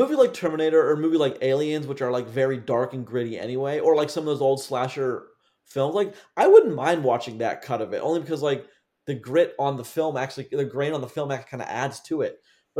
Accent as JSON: {"language": "English", "town": "Pittsburgh", "region": "Pennsylvania", "country": "United States", "tie": "born or raised there", "moved": "yes", "said": "my friend who I grew up with in Pittsburgh"}